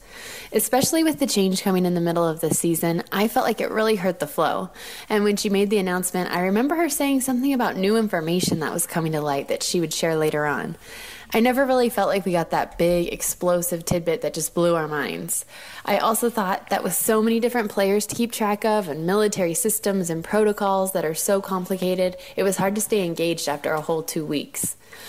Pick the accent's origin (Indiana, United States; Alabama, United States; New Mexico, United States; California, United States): California, United States; I'm from Central California.